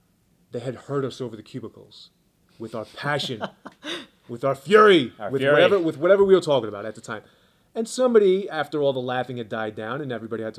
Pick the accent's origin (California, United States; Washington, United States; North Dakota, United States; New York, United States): New York, United States; New York City; moved away; I was born and raised in Brooklyn, New York, Coney Island to be exact.